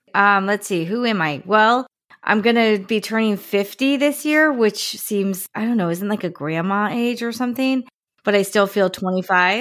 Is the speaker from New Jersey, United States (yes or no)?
yes; New Jersey, United States; I grew up in New Jersey